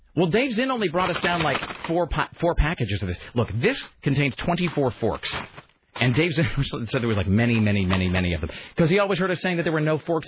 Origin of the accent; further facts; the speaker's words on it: Ellensburg, Washington, United States; now in Portland, United States; growing up in Eastern Washington